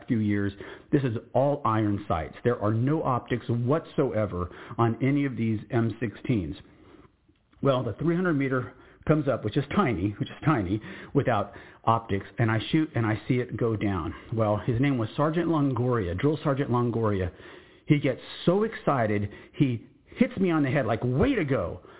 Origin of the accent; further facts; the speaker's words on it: San Antonio, Texas, United States; moved away as an adult; my hometown in San Antonio, Texas